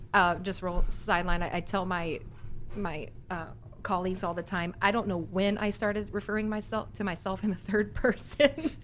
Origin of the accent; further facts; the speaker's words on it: Virginia Beach, Virginia, United States; now in Texas, United States; I grew up in Virginia Beach